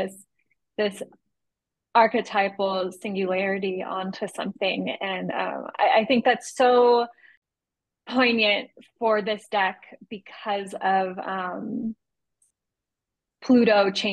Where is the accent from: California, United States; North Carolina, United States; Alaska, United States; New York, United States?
California, United States; San Diego; I grew up in San Diego